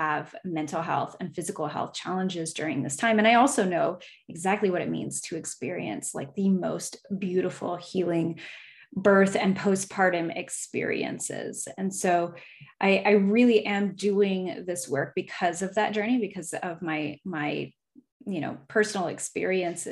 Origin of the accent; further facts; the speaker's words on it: Alaska, United States; I was a military kid, and so we moved here when I was like six. So I just tell people I'm from here